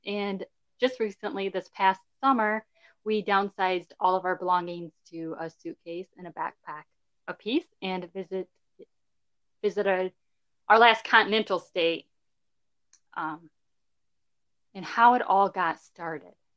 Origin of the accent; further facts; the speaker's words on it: southeast Michigan, United States; Michigan is our home base. Yeah, we both grew up in Michigan, southeast Michigan area.